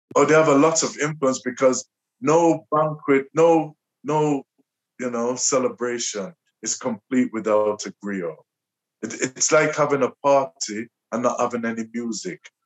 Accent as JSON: {"language": "English", "town": "Liverpool", "region": "North West England", "country": "United Kingdom", "tie": "born or raised there", "said": "I was born and raised in Liverpool."}